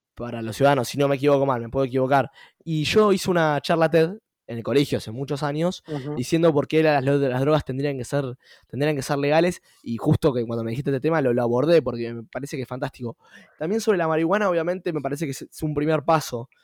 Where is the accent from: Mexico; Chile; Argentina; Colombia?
Argentina; nuestro país como Argentina